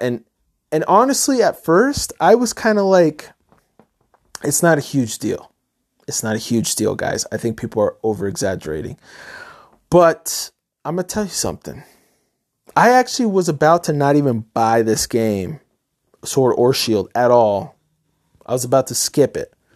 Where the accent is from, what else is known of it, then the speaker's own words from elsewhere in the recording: Middletown, New York, United States; I grew up in New York, upstate New York, a town called Middletown.